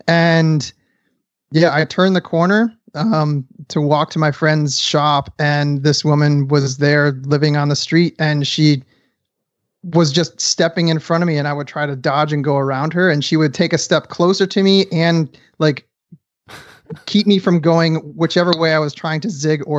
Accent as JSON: {"language": "English", "town": "Detroit", "region": "Michigan", "country": "United States", "also_born_or_lived": "Los Angeles", "said": "side note, I'm from Detroit, Michigan, and I've lived in Los Angeles. So I've been around homeless folks"}